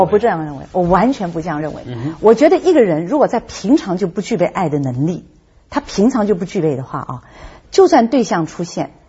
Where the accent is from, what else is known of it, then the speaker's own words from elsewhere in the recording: Hong Kong; 我是在香港出生的